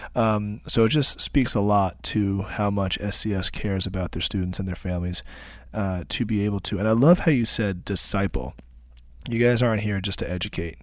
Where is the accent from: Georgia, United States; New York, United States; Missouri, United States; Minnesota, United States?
New York, United States; Long Island; us Long Islanders